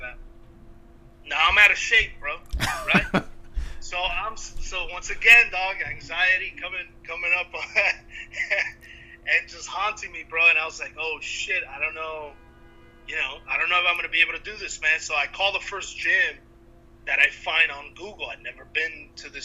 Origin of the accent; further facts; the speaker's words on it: Cuba; I'm Cuban